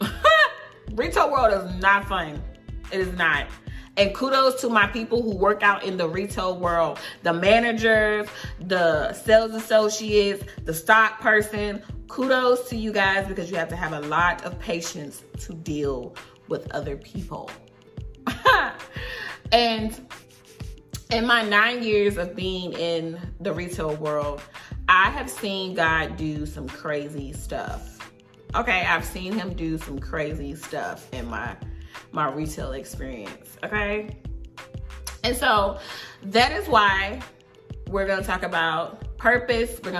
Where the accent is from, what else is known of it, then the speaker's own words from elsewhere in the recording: Wallace, North Carolina, United States; moved away as an adult; also born or lived in Durham, North Carolina; I'm from a small town in North Carolina. It's probably got like 2 stoplights and a Walmart